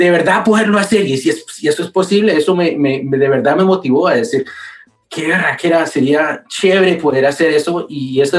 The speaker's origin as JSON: {"language": "Spanish", "town": "Manizales", "region": "Caldas", "country": "Colombia", "tie": "born or raised there", "moved": "yes", "lives_now": "United States", "said": "yo nací en Colombia. Yo nací en Manizales, Colombia. Ah, eh, puro colombiano"}